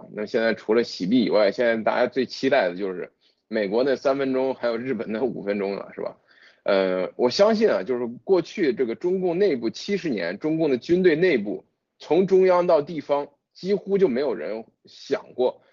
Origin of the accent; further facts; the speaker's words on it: China; 我们中国人